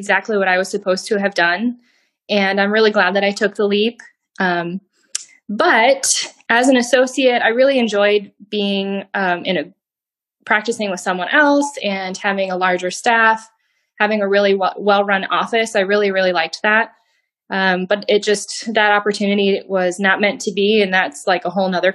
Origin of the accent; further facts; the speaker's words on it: Iowa, United States; now in Des Moines area, United States; I am a native Iowan. I grew up in the Quad Cities